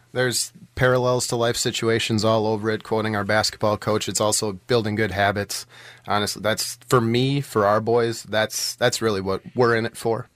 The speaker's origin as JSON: {"language": "English", "town": "Allenton", "region": "Wisconsin", "country": "United States", "tie": "born or raised there", "moved": "as an adult", "lives_now": "West Bend, United States", "said": "I grew up in Allenton, um, which is, uh, on the Dodge County side of Allenton"}